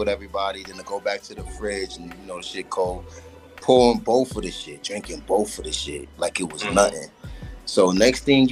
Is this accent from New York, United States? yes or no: yes; New York City, New York, United States; I'm from New York City. I'm from Queens.